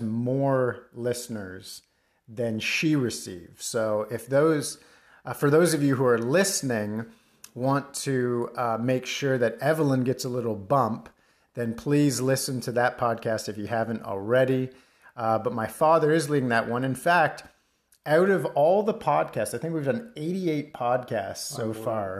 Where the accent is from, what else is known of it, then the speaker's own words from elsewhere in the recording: Mississauga, Ontario, Canada; moved away; I've returned to my hometown of Mississauga